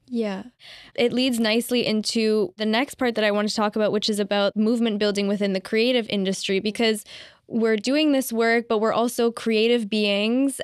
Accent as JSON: {"language": "English", "town": "Ottawa", "region": "Ontario", "country": "Canada", "said": "I'm from Ottawa and I also have friends there."}